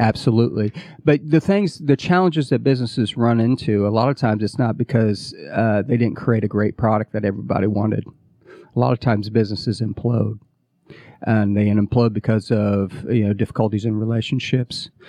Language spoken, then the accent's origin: English; Midwest, United States; moved away as an adult; now in Atlanta, United States; I grew up in the Midwest